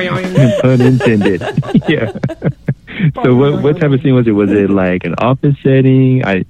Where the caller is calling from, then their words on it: Illinois, United States; from Illinois.